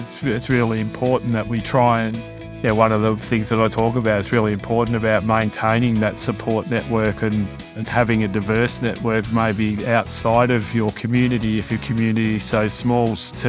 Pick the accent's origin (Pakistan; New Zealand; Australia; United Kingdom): Australia; Melbourne, Victoria; also born or lived in Cockatoo; I grew up in Melbourne